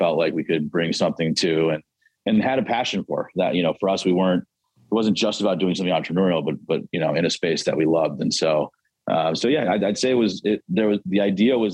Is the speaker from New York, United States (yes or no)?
yes; Buffalo, New York, United States; moved away as an adult; also born or lived in Columbus, Ohio / Ann Arbor, Michigan; I grew up in Western New York, outside of Buffalo